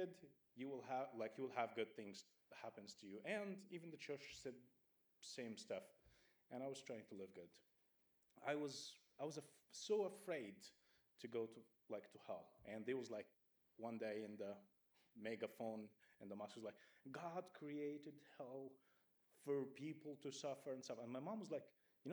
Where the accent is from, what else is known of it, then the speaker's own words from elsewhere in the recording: Egypt; moved away; I grew up in Egypt, and I grew up in a very strict church